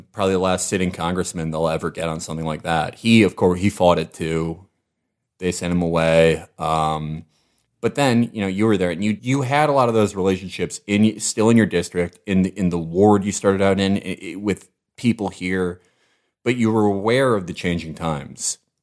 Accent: Chicago, Illinois, United States; I was from Hyde Park

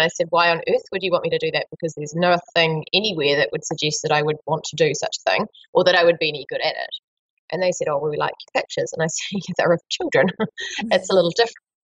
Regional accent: Marlborough, New Zealand; in my hometown

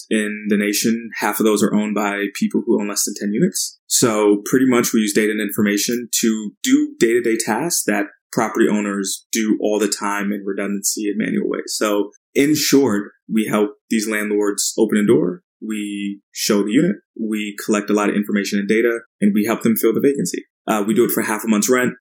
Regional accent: Port Charlotte, Florida, United States; also born or lived in Paterson, New Jersey; So started off in Jersey and then grew up in Florida, a pretty small town. It's called Port Charlotte, nestled in between Tampa and Fort Myers

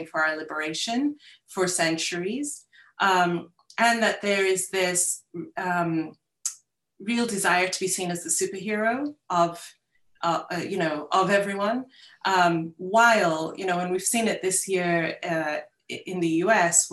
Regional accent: United Kingdom; I'm British, went through the British curriculum, my kids do too.

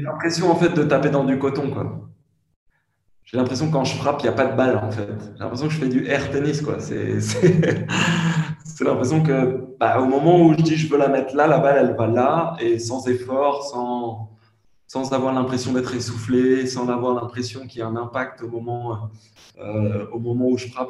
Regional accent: France; je suis français

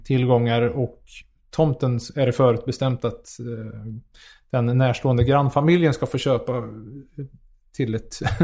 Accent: Karlstad, Värmland, Sweden; jag är från Karlstad

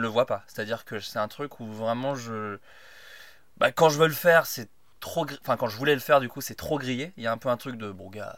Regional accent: Burgundy, Bourgogne-Franche-Comté, France; moved away; J'ai grandi en Bourgogne

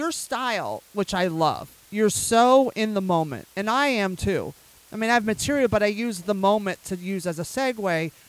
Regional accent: West Coast, United States; moved away as an adult; now in New York, United States; I grew up on the West Coast

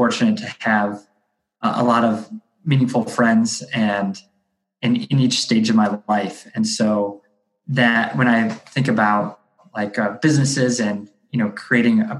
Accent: Akron, Ohio, United States; I grew up in Akron, Ohio, which is like the northeast part of the state.

